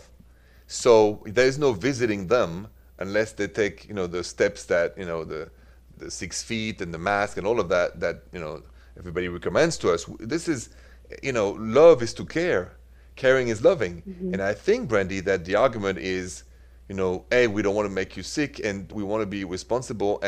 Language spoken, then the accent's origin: English; France; accent: French; English is a second language; my French accent